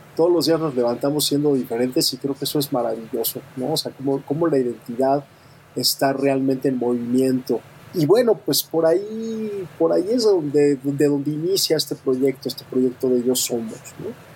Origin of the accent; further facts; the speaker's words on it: Mexico City, Mexico; also born or lived in Europe; soy de la Ciudad de México, muy, muy enamorado de la Ciudad de México, he vivido también un buen rato en Europa